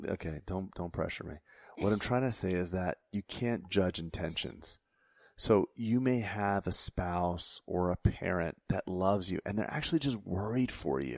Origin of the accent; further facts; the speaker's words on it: Florida, United States; I grew up in Florida